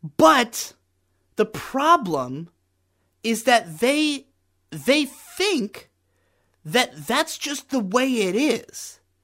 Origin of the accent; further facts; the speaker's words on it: United States; I am as thoroughly American and white as you can possibly be